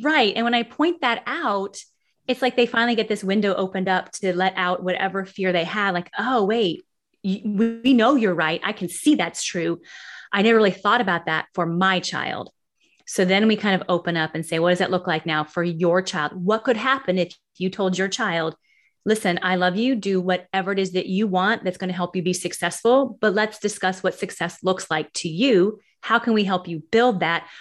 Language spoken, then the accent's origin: English; Martinez, California, United States; moved away as an adult; also born or lived in Pleasant Hill, California / Walnut Creek, California / Missouri; now in South Carolina, United States; I grew up in the Bay Area. I grew up in Martinez